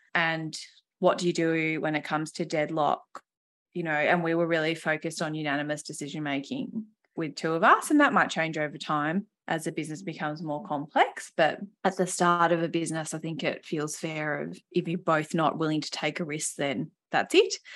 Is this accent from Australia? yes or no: yes; Western Australia, Australia; I grew up in Western Australia with two exceptional parents